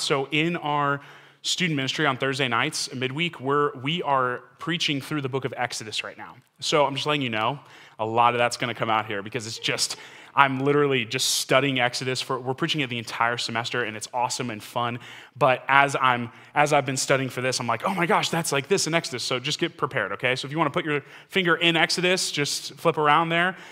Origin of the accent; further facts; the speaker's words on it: Texas, United States; I'm from Texas